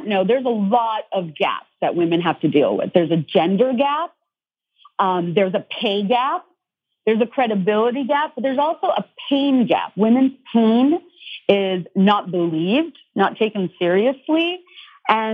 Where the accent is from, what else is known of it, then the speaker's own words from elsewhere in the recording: Dhaka, Dhaka Division, Bangladesh; moved away; I grew up in Bangladesh, which is Dhaka, Bangladesh